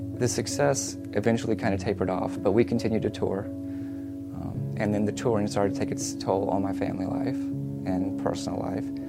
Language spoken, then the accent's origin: English; Montgomery, Alabama, United States; I grew up in Montgomery